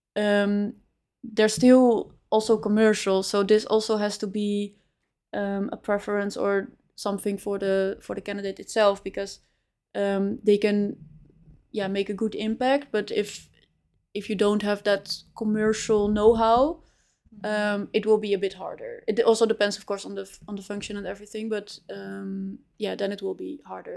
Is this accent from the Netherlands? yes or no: yes; Amsterdam, North Holland, Netherlands; moved away as an adult; also born or lived in Spain / Chile; now in Utrecht, Netherlands; I grew up in Amsterdam